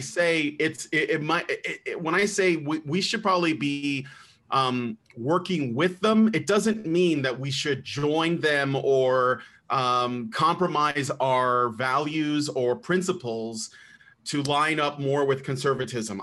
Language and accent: English; United States; also born or lived in Chicago, Illinois; now in Roanoke, United States; I'm from the United States